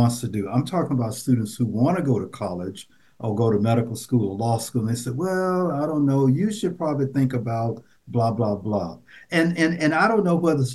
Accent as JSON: {"language": "English", "town": "Nashville", "region": "Tennessee", "country": "United States", "tie": "born or raised there", "said": "when I was growing up, I grew up in Nashville, Tennessee"}